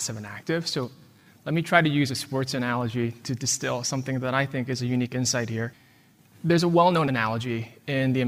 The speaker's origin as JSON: {"language": "English", "country": "United States"}